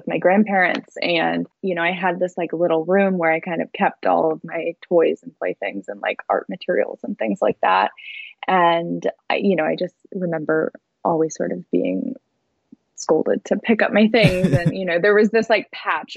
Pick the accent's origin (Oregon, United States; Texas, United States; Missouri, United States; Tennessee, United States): Missouri, United States; St. Louis; I grew up in St. Louis, or a suburb right outside of St. Louis.